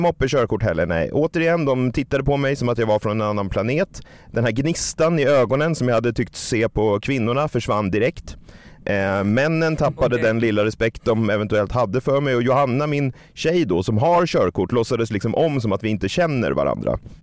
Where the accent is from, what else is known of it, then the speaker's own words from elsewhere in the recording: Stockholm, Stockholm County, Sweden; min hemstad